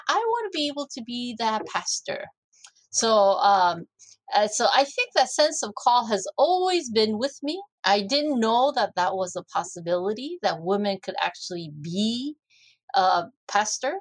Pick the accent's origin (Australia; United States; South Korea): South Korea; moved away; this was in Korea, and I grew up in the Orthodox Presbyterian Church.